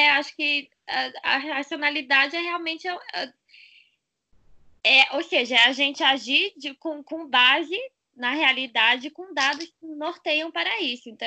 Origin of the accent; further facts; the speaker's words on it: Brasília, Federal District, Brazil; sou de Brasília, estou aqui em Brasília